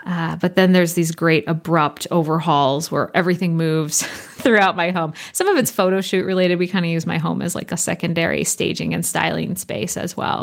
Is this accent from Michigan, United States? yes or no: no; California, United States; moved away; also born or lived in Copenhagen, Denmark; growing up in California and the time spent studying in Copenhagen and throughout Scandinavia